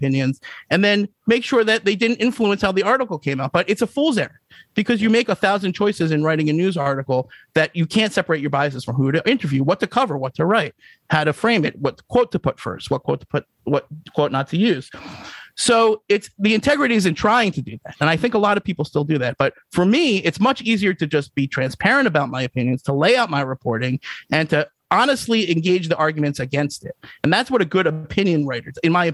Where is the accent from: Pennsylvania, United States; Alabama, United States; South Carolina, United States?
Pennsylvania, United States; Lower Bucks County; also born or lived in Philadelphia, Pennsylvania; I was raised in Lower Bucks County